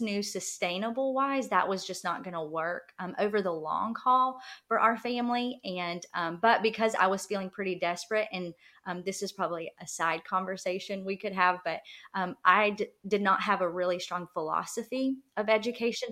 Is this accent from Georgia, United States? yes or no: yes; rural South Georgia, United States; moved away as an adult; we live in rural South Georgia. So we actually just moved back um, two years ago now. I guess it's been two years now, and um, to my hometown